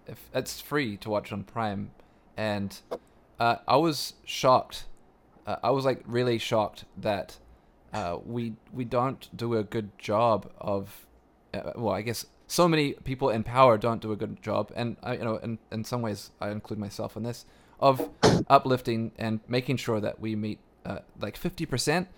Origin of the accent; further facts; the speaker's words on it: Canada; as a Canadian